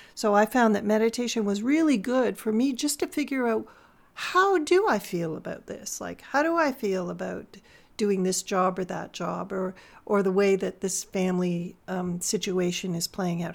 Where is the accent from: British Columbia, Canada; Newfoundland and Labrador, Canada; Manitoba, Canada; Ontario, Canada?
Ontario, Canada; Toronto; moved away as an adult; I grew up in Toronto